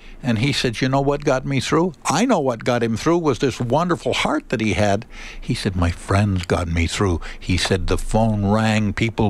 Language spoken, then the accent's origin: English; Windsor, Ontario, Canada; also born or lived in Toronto / Michigan; I was born in Toronto, lived in Windsor.